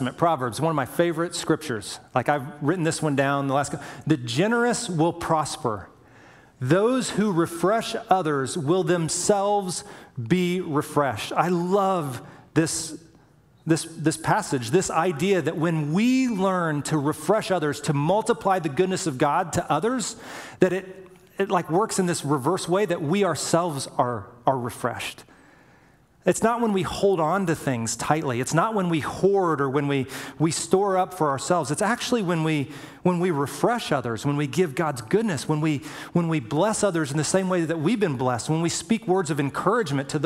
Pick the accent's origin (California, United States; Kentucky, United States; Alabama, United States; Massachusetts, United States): Alabama, United States; moved away; I was a boy from Indiana, or I mean from Alabama, grew up in Alabama